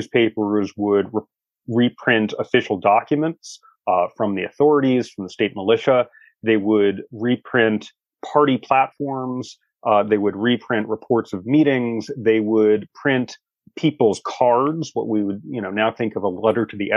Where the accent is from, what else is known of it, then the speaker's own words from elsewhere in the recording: Washington, District of Columbia, United States; my hometown of Washington, D.C.